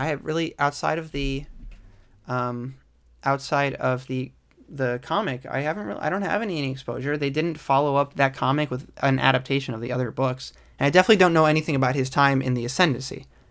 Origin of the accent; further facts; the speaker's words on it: New York, United States; I'm from New York